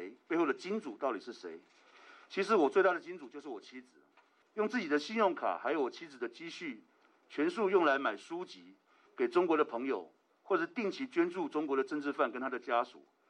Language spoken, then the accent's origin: Chinese; Taiwan; 我的祖国，我的家乡台湾，